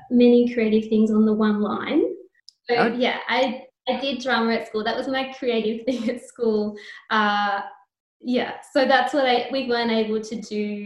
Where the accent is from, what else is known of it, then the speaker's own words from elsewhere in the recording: O'Connell, New South Wales, Australia; I grew up on a small farm between Bathurst and Oberon